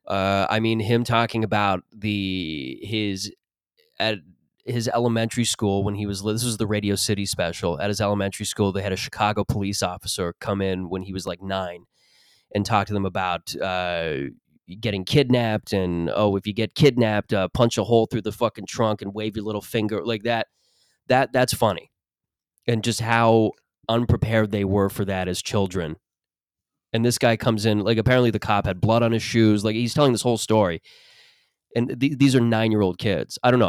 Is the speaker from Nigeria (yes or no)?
no; Mississauga, Ontario, Canada; In Mississauga, where I grew up